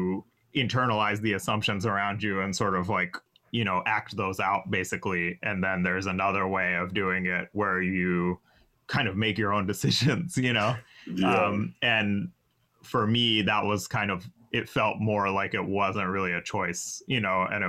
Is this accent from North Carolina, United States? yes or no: yes; North Carolina, United States; I'm from North Carolina.